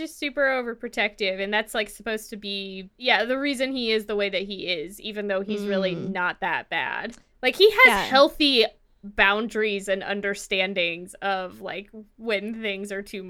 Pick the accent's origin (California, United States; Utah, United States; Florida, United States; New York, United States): California, United States; As a Californian, I reject this premise.